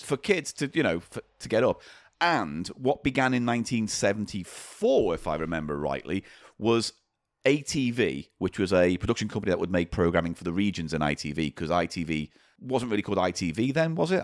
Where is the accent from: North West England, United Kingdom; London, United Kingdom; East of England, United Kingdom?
North West England, United Kingdom; Granada region; I wasn't exposed to it growing up in the Grenada region.